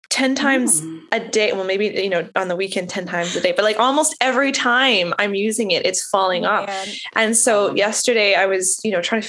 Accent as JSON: {"language": "English", "country": "Canada", "moved": "as an adult", "lives_now": "Nashville, United States", "said": "I am a university professor teaching music therapy in Nashville, Tennessee, but I am Canadian"}